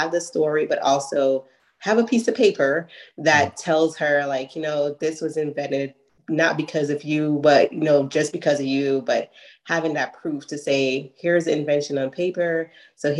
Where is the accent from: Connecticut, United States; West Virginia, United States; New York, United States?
New York, United States; New York City; we're from Brooklyn, New York